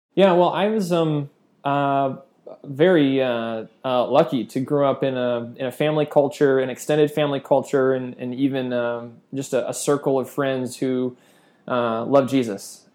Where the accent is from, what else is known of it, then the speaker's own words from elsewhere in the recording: Chicago, Illinois, United States; moved away as an adult; now in Indonesia; I grew up outside of Chicago